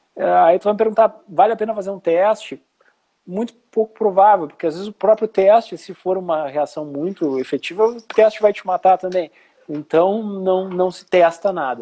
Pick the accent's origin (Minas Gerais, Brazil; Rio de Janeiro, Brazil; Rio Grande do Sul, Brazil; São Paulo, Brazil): Rio Grande do Sul, Brazil; Porto Alegre; moved away as an adult; also born or lived in Santa Catarina; eu sou porto-alegrense e fui para Santa Catarina fazer residência